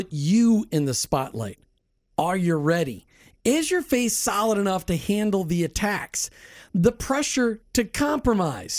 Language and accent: English; Minnesota, United States; I grew up in Minnesota